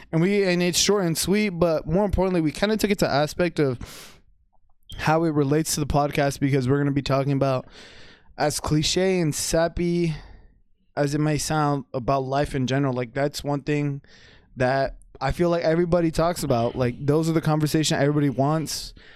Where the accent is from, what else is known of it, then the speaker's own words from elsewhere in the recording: Texas, United States; also born or lived in Paterson, New Jersey / Wayne, New Jersey; I consider myself a Texan just because, like, I've been raised here